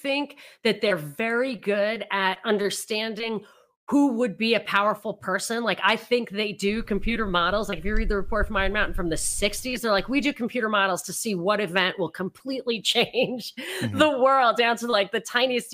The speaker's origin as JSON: {"language": "English", "region": "New York", "country": "United States", "tie": "born or raised there", "said": "I grew up in New York"}